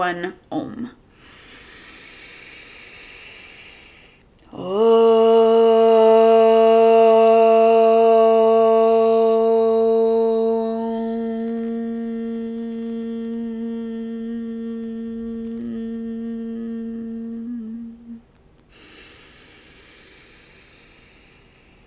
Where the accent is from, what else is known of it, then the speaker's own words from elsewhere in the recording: United States; an American woman